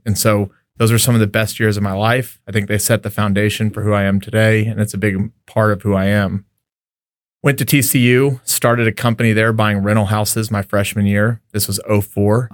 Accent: El Paso, Texas, United States; also born or lived in Lubbock, Texas; I grew up in El Paso, Texas

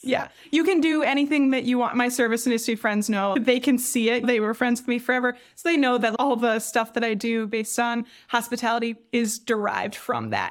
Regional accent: Traverse City, Michigan, United States; I'm from Traverse City, which is a super touristy town

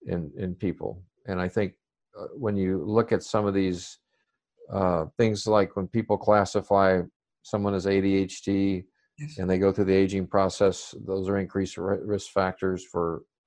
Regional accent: Arkansas, United States; I still speak pretty slow, but I blame that because I grew up in Arkansas

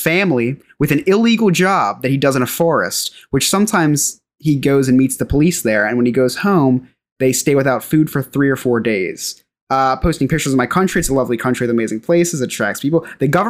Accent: New Jersey, United States; I'm from a state called New Jersey in America

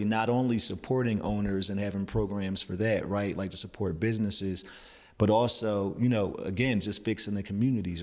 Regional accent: New Jersey, United States; growing up in New Jersey

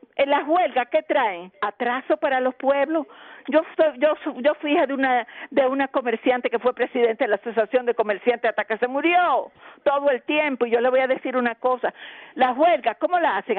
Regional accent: Dominican Republic; nosotros los dominicanos

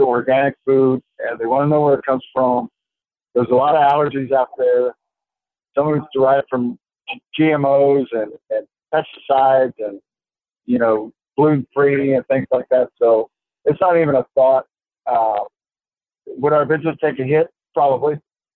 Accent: South Texas, United States; I grew up in South Texas

